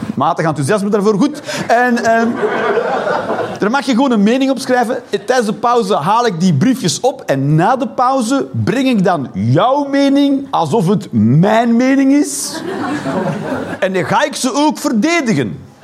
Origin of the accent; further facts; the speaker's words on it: Flanders, Belgium; Ik ben een Belg, een slash, een Vlaming.